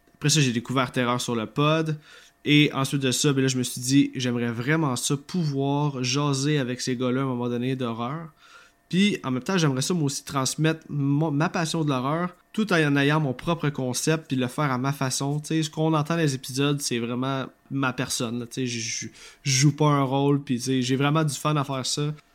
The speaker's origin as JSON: {"language": "French", "region": "Quebec", "country": "Canada", "accent": "Québécois", "said": "si vous avez de la misère avec mon accent, cher auditeur, je, comprends totalement, mais je suis, je suis désolé, hein, on, on parle comme ça au Québec."}